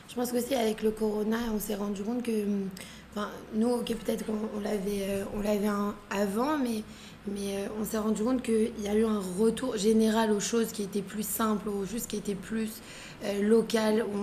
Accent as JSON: {"language": "French", "town": "Paris", "region": "Île-de-France", "country": "France", "tie": "born or raised there", "moved": "as an adult", "lives_now": "Israel", "said": "j'ai grandi à Paris"}